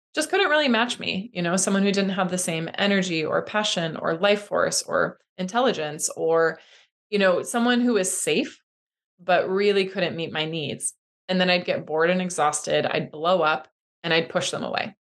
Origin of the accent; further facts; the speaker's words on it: Midwest, United States; I grew up in the Midwest